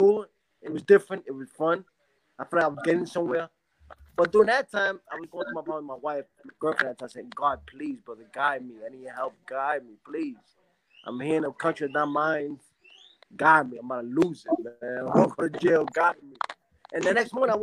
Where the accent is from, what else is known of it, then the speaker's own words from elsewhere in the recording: New York City, New York, United States; moved away as an adult; also born or lived in Spanish Harlem; now in Panama; I was born and raised in New York City. I'm a New Yorker